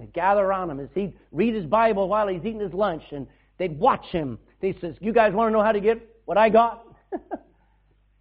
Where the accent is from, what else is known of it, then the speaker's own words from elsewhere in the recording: Texas, United States; now in Ireland; I come from a different culture. I came from Texas